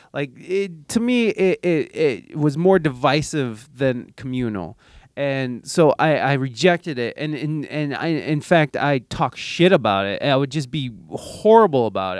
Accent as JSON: {"language": "English", "country": "United States", "said": "as an American"}